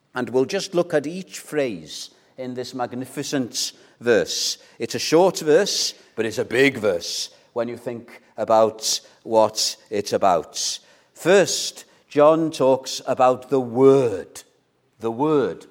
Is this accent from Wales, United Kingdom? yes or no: yes; North Wales, United Kingdom; I'm from North Wales